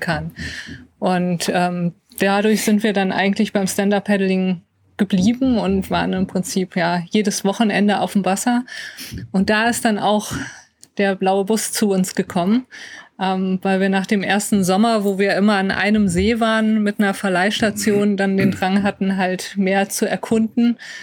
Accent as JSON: {"language": "German", "region": "North Rhine-Westphalia", "country": "Germany", "said": "wir kommen aus NRW"}